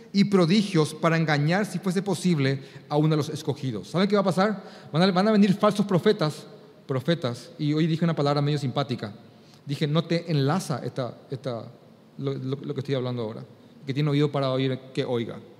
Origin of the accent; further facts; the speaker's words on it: Paraguay; para mí como paraguayo